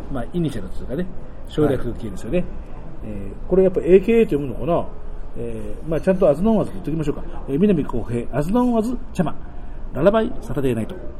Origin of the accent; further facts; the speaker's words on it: Tokyo, Japan; 僕はほらもともとが東京の生まれなんで